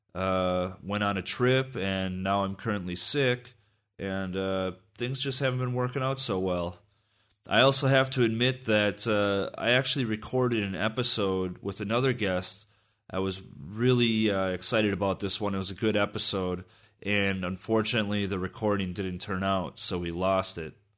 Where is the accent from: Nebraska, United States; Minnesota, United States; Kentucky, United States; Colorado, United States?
Minnesota, United States; Minneapolis; I'm from Minneapolis